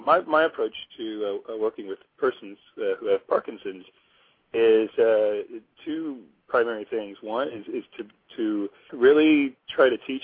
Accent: Missouri, United States; also born or lived in Chicago; now in Hawaii, United States; I grew up in Missouri

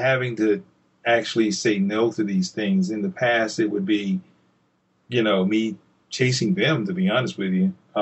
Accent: Columbia, South Carolina, United States; Columbia, which is my hometown here in South Carolina

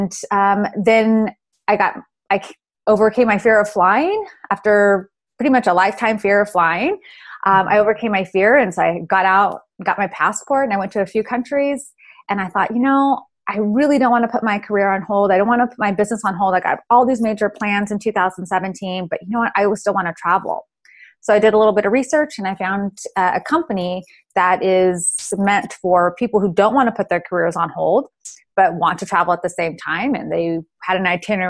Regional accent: California, United States; moved away as an adult; now in Georgia, United States; I moved back home to my home state of California

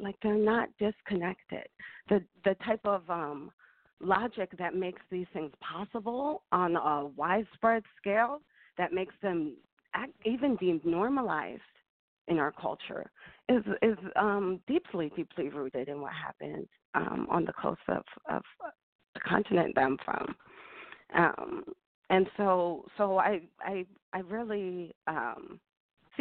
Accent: Philadelphia, Pennsylvania, United States; They met in Philadelphia, and that's where I was born. And so I grew up going back to Ghana every 4 years

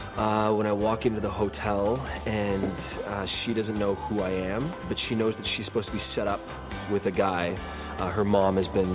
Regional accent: Montreal, Quebec, Canada; I'm originally from Montreal, so very familiar with the whole energy, the vibe of an East Coast guy. And I also own a business in Los Angeles

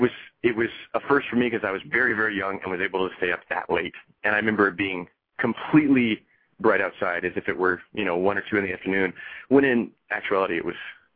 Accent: Fairbanks, Alaska, United States; moved away as an adult; also born or lived in Cleveland area, Ohio; now in New York City, United States; was born and raised in Fairbanks, Alaska. Spent 18 years of my life up there

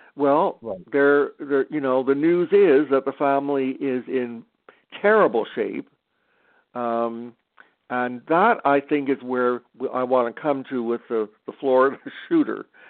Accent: Canada; I'm Canadian

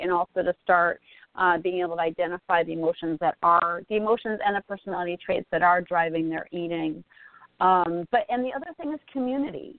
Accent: Northeast, United States; I grew up in the Northeast

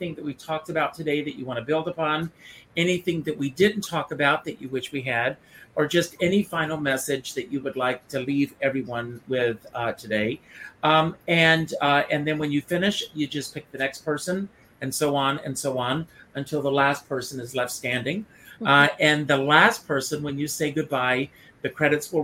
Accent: Conway, South Carolina, United States; moved away; I grew up in South Carolina. I grew up on a farm.

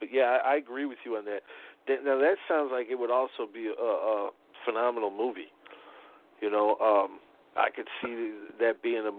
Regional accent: Chicago, Illinois, United States; You know, I'm from Chicago, but I moved down to the southern part of the state.

